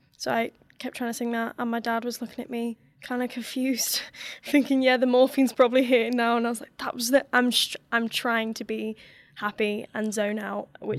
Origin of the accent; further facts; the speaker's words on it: Florida, United States; that is going to Disney when I was growing up in Florida with my family.